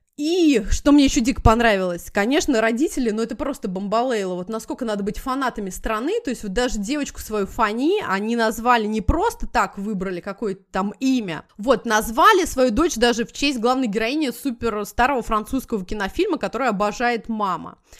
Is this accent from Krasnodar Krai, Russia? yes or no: no; Moscow, Russia; moved away as an adult; now in United States; я как москвич